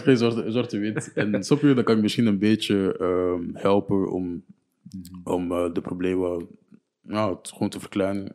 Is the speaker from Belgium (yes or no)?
yes; Niel, Flanders, Belgium; also born or lived in Burundi (ancestry); ik kom van Niel